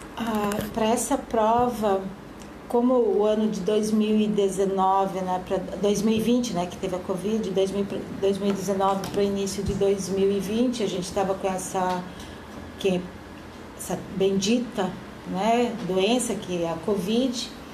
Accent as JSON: {"language": "Portuguese", "town": "Cascavel", "region": "Paraná", "country": "Brazil", "tie": "born or raised there", "also_born_or_lived": "Blumenau", "moved": "yes", "lives_now": "Gaspar, Brazil", "said": "Eu sou natural de Cascavel do Paraná, mas moro em Gaspar já há 10 anos."}